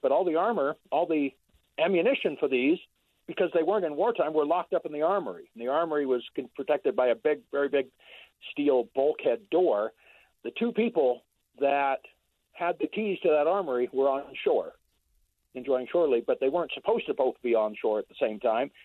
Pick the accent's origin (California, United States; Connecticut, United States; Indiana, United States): California, United States; San Francisco Bay Area; I grew up in the Bay Area